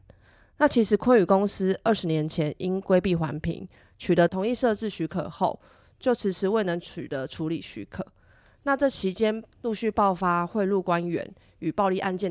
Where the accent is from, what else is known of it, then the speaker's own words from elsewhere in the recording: Taipei, Taiwan; now in Miaoli, Taiwan; Hello，大家好， … 我从台北嫁来苗栗十五年，结婚前是护理师，结婚后是全职家庭主妇。龙生村是先生的老家，这也是我与龙生村的连结。